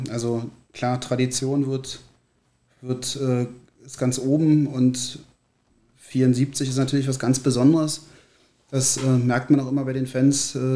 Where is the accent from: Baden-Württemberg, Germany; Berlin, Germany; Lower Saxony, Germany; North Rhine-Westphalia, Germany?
Berlin, Germany; 1978, kurz nach meiner Einschulung, nach Berlin gezogen. Und ähm, fühle mich deshalb auch als Berliner